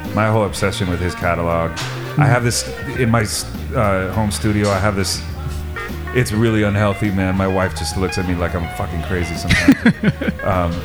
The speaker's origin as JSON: {"language": "English", "country": "Iceland", "moved": "yes", "said": "I'm originally from Iceland"}